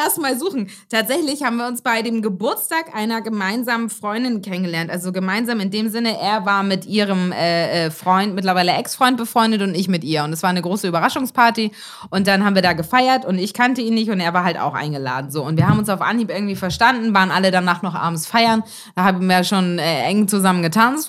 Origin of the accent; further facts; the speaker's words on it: Elmshorn, Schleswig-Holstein, Germany; moved away; meiner Heimat Elmshorn